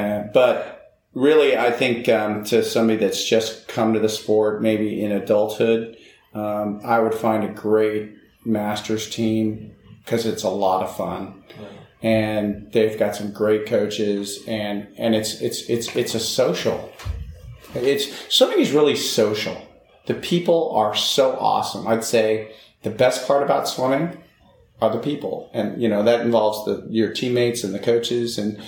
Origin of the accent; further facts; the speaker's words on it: California, United States; I came from California, and, you know, I was like, okay, Indiana.